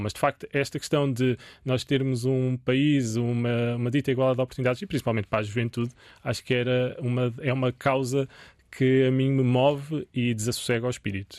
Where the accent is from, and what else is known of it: Portugal